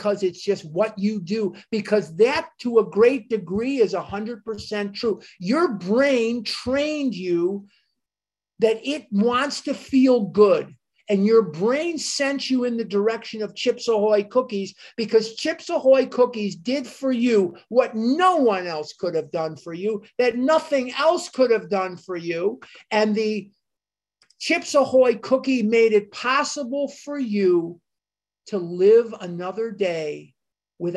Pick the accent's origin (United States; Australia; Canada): United States; as an American